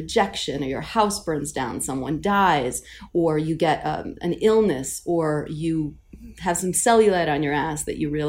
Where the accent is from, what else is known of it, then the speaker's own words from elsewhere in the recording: New York City, New York, United States; I'm from Queens